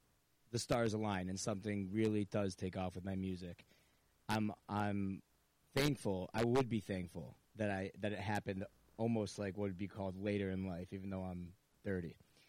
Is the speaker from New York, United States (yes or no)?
yes; New Hartford, New York, United States; we're preppy kids from New Hartford